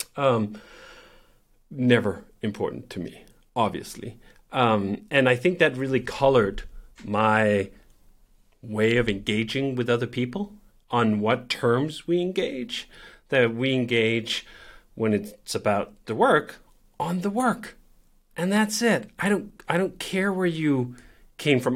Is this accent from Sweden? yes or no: no; Copenhagen, Capital Region of Denmark, Denmark; I grew up in Copenhagen